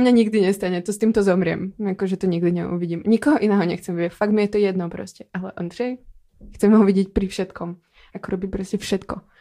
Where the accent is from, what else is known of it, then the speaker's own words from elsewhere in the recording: Slovakia; moved away; Já jsem ze Slovenska.